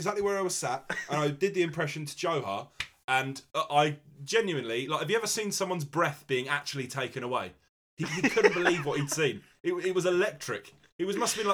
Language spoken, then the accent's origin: English; London, United Kingdom; I'm from London